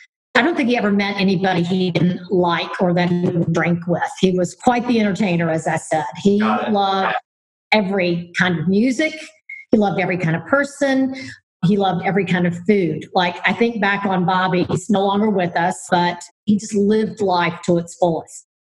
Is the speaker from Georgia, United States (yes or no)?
yes; Atlanta, Georgia, United States; moved away as an adult; also born or lived in Savannah, Georgia / Jacksonville, Florida / Philadelphia; Well, I'm a Southerner. I was born in Savannah, Georgia. One of three kids, raised mostly in Atlanta, though my dad had different jobs. He opened offices in Savannah and Columbia, South Carolina, but we always ended up back in Atlanta.